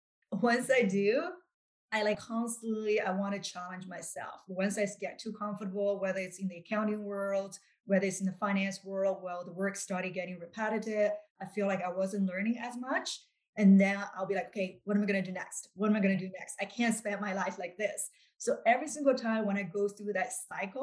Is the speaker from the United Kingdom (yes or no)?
no; China; moved away; I was born and raised in China.